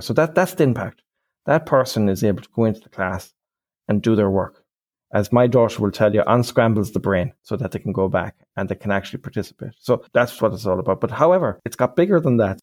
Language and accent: English; Ireland; I'm Irish.